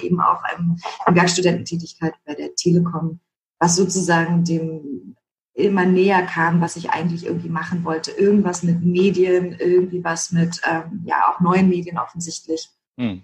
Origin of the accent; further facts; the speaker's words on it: Berlin, Germany; accent: Berlinish; also born or lived in East Germany (born); Aufgewachsen bin ich eigentlich tatsächlich in, im Westteil von Berlin